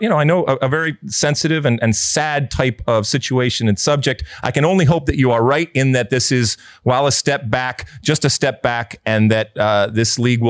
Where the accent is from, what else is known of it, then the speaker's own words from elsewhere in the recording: United States; we are an interesting animal when it comes to who we are as American soccer people